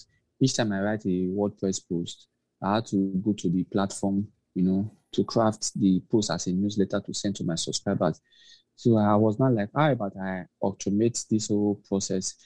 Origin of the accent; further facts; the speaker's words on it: Nigeria; also born or lived in Lagos; I'm from Nigeria. I live in Nigeria, actually